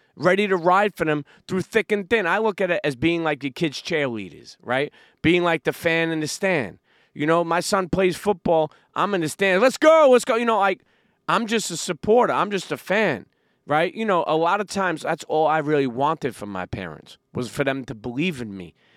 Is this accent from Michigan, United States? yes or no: no; New York City, New York, United States; I grew up in Brooklyn, New York